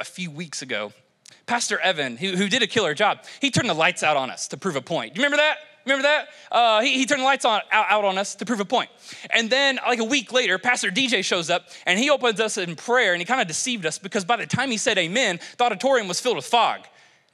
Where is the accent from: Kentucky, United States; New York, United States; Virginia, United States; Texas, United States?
Kentucky, United States; moved away; I'm from Kentucky. We were simple people.